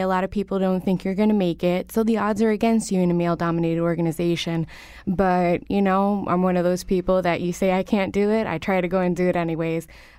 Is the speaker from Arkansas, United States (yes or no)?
no; Waterbury, Connecticut, United States; also born or lived in Hartford; I was born here in Hartford, raised in Waterbury, to a low-income family